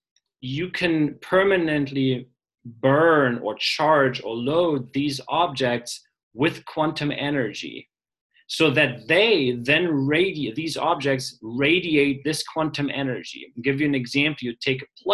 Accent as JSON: {"language": "English", "country": "Germany", "moved": "yes", "said": "I'm from Germany originally"}